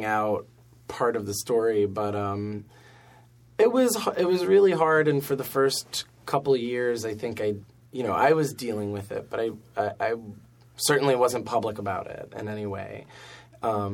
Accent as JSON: {"language": "English", "town": "Buffalo", "region": "New York", "country": "United States", "moved": "yes", "lives_now": "New York City, United States", "said": "I'm from Buffalo"}